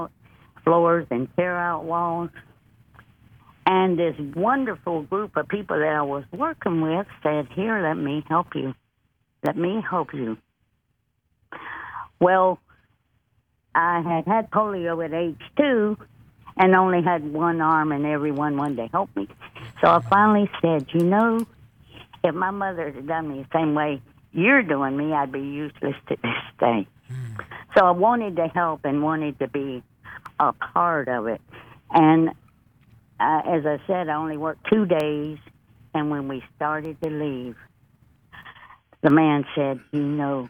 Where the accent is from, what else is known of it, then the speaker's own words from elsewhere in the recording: Reddick, Florida, United States; moved away; also born or lived in Gulfport, Mississippi; I was born and raised in the great state of Florida, a small town, population